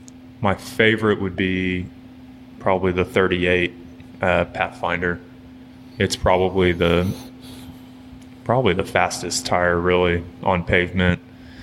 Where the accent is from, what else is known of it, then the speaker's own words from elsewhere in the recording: Guthrie, Oklahoma, United States; and I grew up in Guthrie.